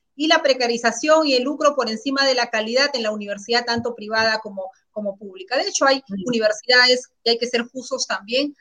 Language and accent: Spanish; Carabayllo, Lima, Peru; also born or lived in Ancash; yo vengo de Caraballo